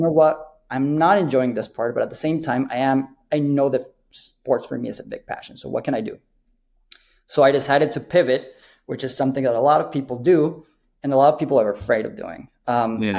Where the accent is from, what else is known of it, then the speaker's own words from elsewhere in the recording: Mexico City, Mexico; now in United States; I'm I'm from Mexico City originate. Um, I think just that makes sports really important for us. We grew up watching soccer